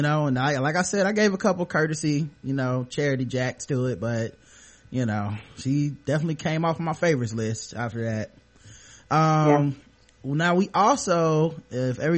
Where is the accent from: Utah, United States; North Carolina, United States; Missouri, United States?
North Carolina, United States; Charlotte; born or raised there